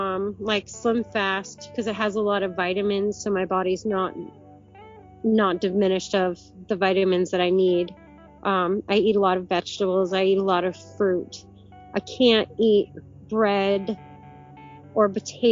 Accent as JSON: {"language": "English", "region": "Vermont", "country": "United States", "said": "I'm from Vermont"}